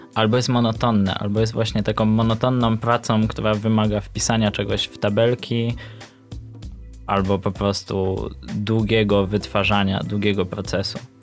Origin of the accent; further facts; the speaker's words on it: Luboń, Greater Poland, Poland; z Lubonia, synem Mamana.